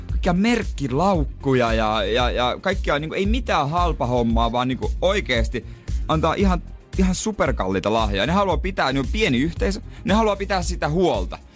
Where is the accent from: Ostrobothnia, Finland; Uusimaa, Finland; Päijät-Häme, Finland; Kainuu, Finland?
Ostrobothnia, Finland; moved away; also born or lived in Rauma; minä vaikka onkin Pohjanmaalta